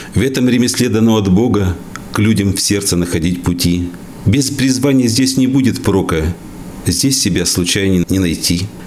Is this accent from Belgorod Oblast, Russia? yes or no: no; Izhevsk, Udmurtia, Russia; Я родился в Ижевске, в Ленинском районе. Были у меня друзья, и часто мы смотрели в сторону речки Пироговка